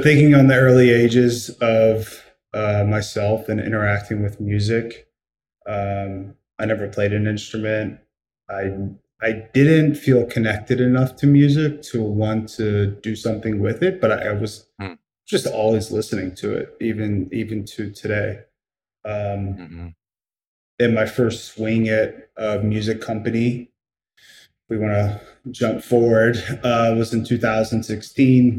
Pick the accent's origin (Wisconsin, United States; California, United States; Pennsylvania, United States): Pennsylvania, United States; Pittsburgh; I was born in Pittsburgh, Pennsylvania. Currently, that's where I live now